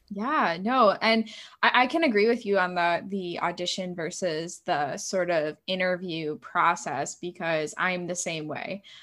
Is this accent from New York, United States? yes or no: yes; New York, United States; moved away; also born or lived in Ohio; I'm originally from New York State